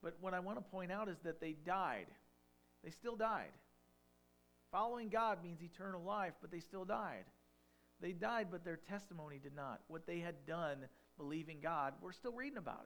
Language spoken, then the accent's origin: English; Farmington, United States; I'm a farm town boy. I grew up in Farmington